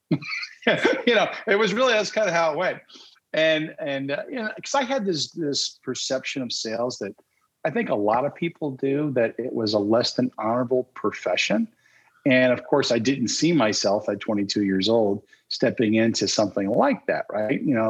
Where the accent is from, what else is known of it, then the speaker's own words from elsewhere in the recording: New Jersey, United States; I was born and raised in New Jersey